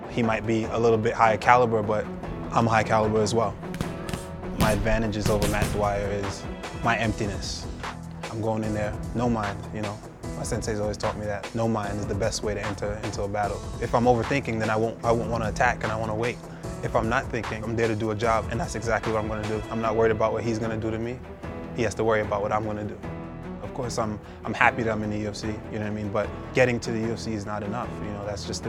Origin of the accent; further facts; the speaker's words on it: Jamaica; moved away; Growing up in Jamaica is the type of thing that, just having that rough upbringing